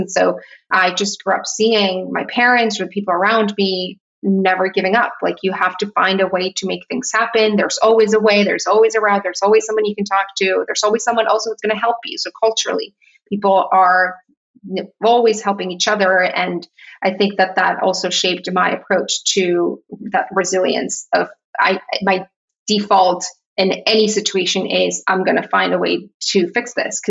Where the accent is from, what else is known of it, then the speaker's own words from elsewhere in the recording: Tijuana, Baja California, Mexico; moved away as an adult; I grew up in Tijuana. I was there for 18 years of my life and I left for college, but it's a very specific place, I would say, in Mexico.